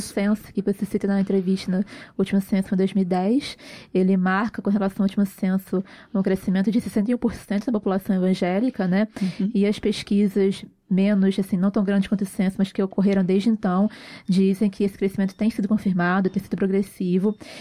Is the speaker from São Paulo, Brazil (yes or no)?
no; Rio de Janeiro, Brazil; a gente é carioca